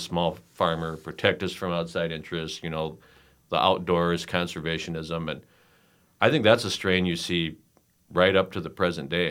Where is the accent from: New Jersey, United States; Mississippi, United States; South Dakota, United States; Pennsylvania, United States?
South Dakota, United States; Douglas County; I grew up in Douglas County, which was a failed attempt to attract Democrats to the state.